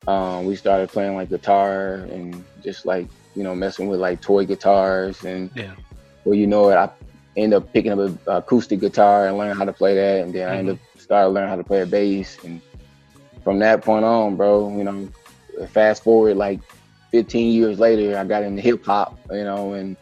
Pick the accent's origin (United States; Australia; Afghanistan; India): United States; Flint, Michigan; also born or lived in Detroit, Michigan; I was born and raised in Flint, Michigan.